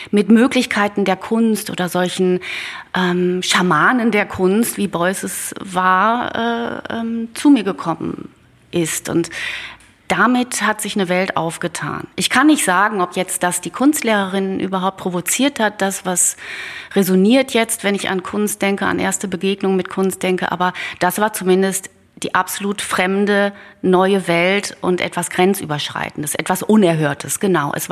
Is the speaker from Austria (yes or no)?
no; Netherlands; ein Naturpanorama, das so diese holländischen Landschaften aus meiner Heimat quasi ähm, widerspiegelte oder darstellte.